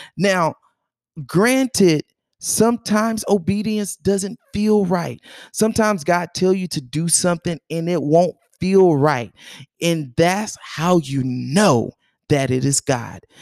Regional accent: North Carolina, United States; also born or lived in Georgia; we moved away from Georgia when I was seven years old. um, we moved to North Carolina. I basically was raised in North Carolina.

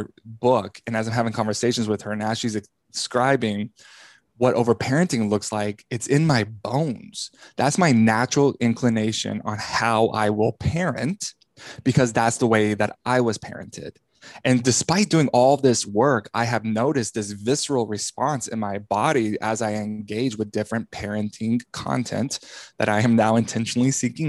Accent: Texas, United States; growing up in the Bible Belt of Texas, evangelical world

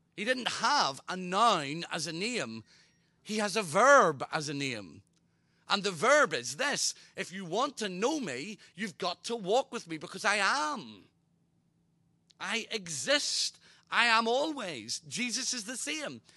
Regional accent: Ireland; I'm Irish

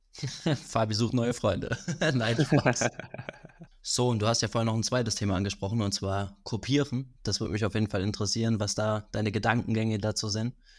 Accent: Rhineland-Palatinate, Germany; aus der Pfalz, da wo ich herkomme

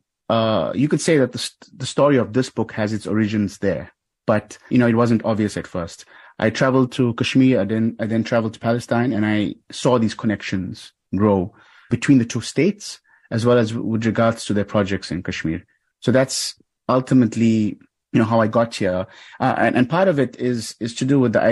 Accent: South Africa; I was born in South Africa towards the end of apartheid

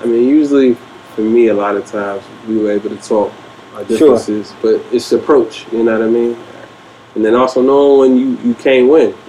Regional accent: Pittsburgh, Pennsylvania, United States; most times I just say I'm from Pittsburgh

